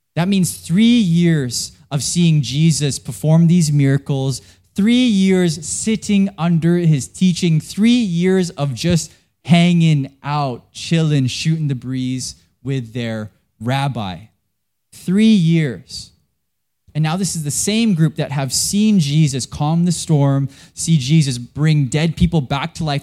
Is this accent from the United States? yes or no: no; Vancouver, British Columbia, Canada; I'm from Canada.